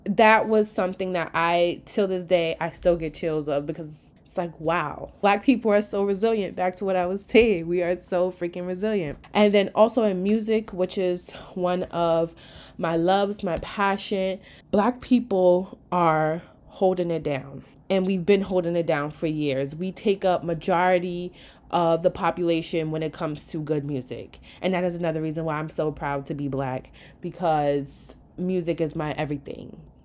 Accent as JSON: {"language": "English", "region": "New York", "country": "United States", "said": "I am from New York, where we're just like one big melting pot"}